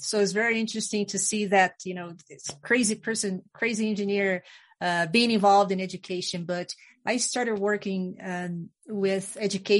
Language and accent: English; Brazil; I was born in Brazil, the country Brazil, in the Amazon